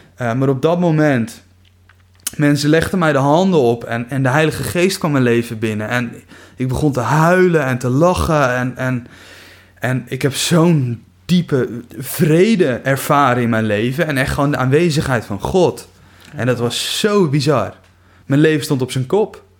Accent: Kuinre, Overijssel, Netherlands; now in Veenendaal, Netherlands; Ik kom uit Kuinderen

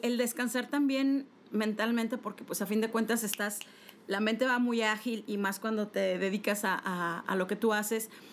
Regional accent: Monterrey, Nuevo León, Mexico; yo que soy de Monterrey

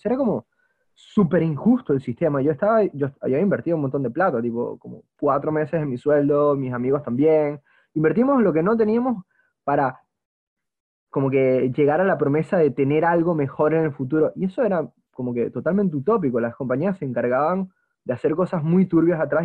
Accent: Margarita Island, Nueva Esparta, Venezuela; mi bisabuelo fue una persona que declaró el lugar donde yo nací, la Margarita, Venezuela

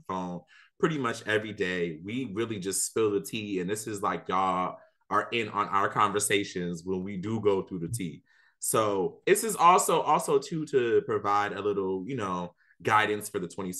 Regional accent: New Orleans, Louisiana, United States; now in Kansas City, United States; I am from New Orleans, Louisiana. I'm a back of town dude, you know, all the way, Seven Wall Hall Head. We out here, you know, but I currently live in KC.

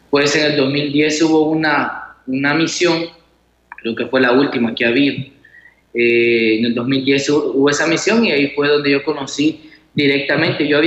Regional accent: Chalatenango, El Salvador; soy de Chalatenango y sí, ya estoy finalizando los estudios teológicos aquí en San Salvador

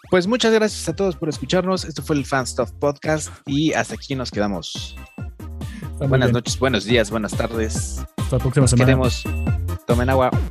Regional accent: Mexico; o se nota que somos mexicanos, ¿no?

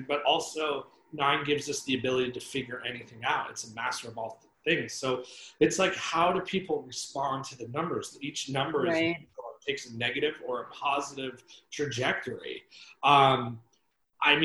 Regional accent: Northeast, United States; now in Los Angeles, United States; I grew up in the Northeast

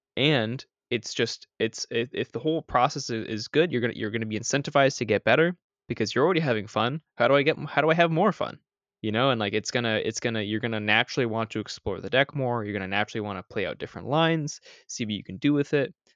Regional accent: Canada; I'm Canadian

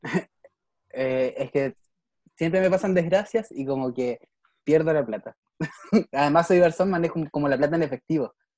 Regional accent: Valdivia, Los Ríos, Chile; now in Niebla, Chile; yo soy de Valdivia, no vivo en mi casa

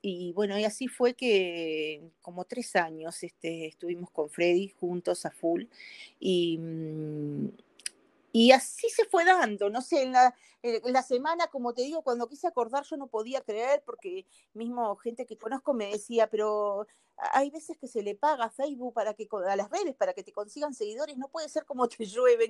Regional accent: Uruguay; moved away as an adult; now in Brazil; soy uruguaya, pero vivo en Brasil también

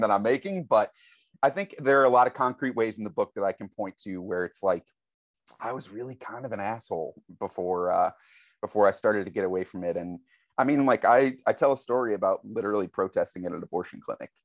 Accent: St. Louis, Missouri, United States; I grew up in Saint Louis, Missouri, so it's an incredibly Catholic town

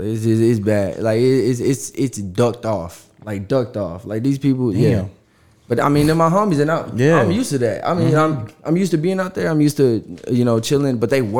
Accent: Yuma, Arizona, United States; born there; also born or lived in Oceanside, California / Michigan / Louisiana; Yeah, I was born in Arizona, in Yuma, Arizona, and then I lived in San Diego, California, well, Oceanside, California. Then I moved to Michigan. Then I moved to South Louisiana.

